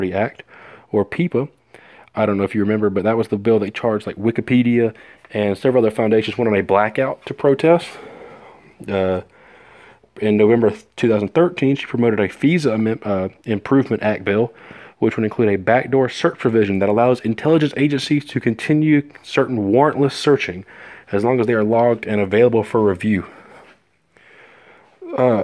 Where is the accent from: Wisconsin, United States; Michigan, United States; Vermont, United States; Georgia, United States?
Georgia, United States; Sylvester; my hometown of Sylvester